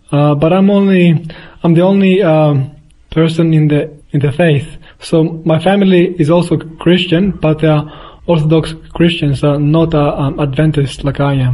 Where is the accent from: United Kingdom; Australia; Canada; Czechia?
Australia; born there; also born or lived in Athens, Greece; I was born in Australia, but I did spend uh, 10 years of my life also in Greece, in Athens.